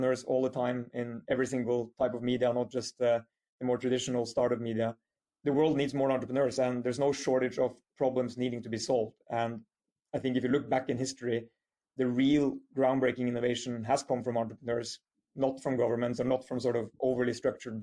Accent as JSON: {"language": "English", "country": "Norway", "tie": "born or raised there", "also_born_or_lived": "United Kingdom / United States", "moved": "as an adult", "said": "quite an international background after my childhood and early years in Norway"}